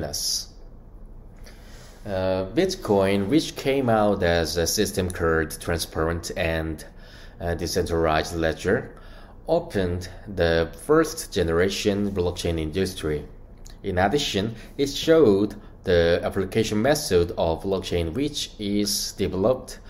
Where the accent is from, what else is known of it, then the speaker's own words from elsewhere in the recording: South Korea; from South Korea and representative of Korea at Horizon